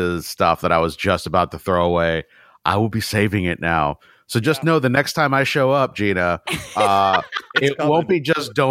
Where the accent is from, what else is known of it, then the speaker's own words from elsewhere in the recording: San Francisco, California, United States; I was born in San Francisco